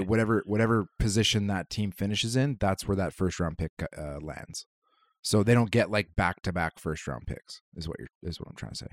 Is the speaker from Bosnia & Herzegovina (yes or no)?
no; Canada; as a Canadian